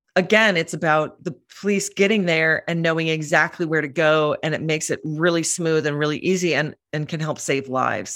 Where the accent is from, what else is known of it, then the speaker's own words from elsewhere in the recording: Minneapolis, Minnesota, United States; moved away as an adult; also born or lived in London; now in New York, United States; I grew up in Minneapolis